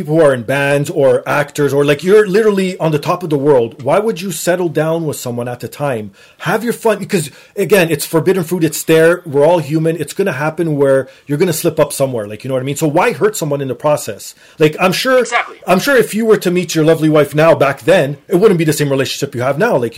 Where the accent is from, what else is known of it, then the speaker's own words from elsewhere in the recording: Toronto, Ontario, Canada; also born or lived in Portugal; I grew up here in Toronto too